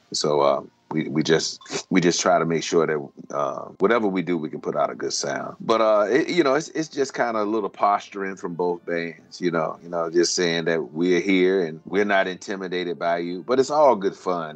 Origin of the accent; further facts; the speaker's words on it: Virginia, United States; moved away as an adult; now in Daytona Beach, United States; I grew up in Virginia, which is about 750 miles north of Daytona Beach